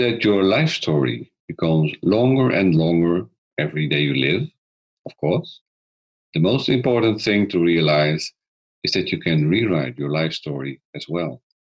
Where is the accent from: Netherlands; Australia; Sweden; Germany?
Netherlands; from the Netherlands